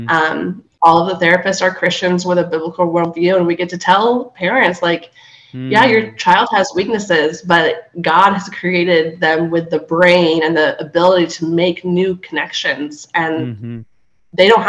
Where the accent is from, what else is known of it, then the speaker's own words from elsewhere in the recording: Fredericksburg, Virginia, United States; moved away as an adult; So I grew up in Fredericksburg, Virginia.